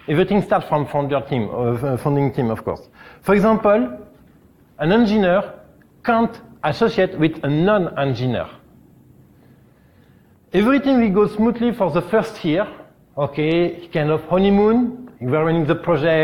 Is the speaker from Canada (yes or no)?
no; France; English is a second language; from France